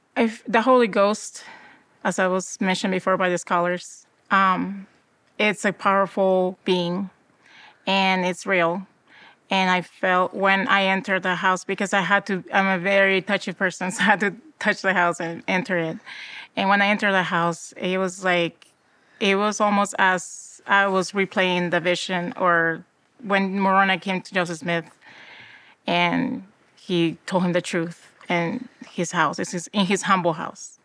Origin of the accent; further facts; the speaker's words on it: Peru; now in Utah, United States; I was born in South America, in Peru